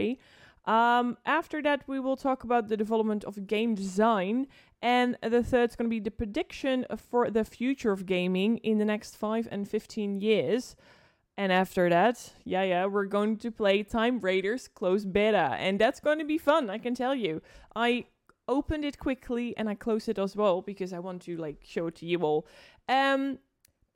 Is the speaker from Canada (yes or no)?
no; Netherlands; I'm from the Netherlands.